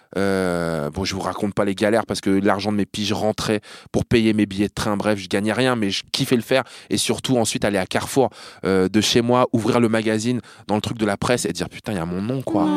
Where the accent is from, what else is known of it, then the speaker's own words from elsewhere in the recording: Hérouville-Saint-Clair, Normandy, France; moved away as an adult; also born or lived in Caen / Cambodia; now in Montreuil, France; un mec avec qui j'ai grandi chez moi à Hérouville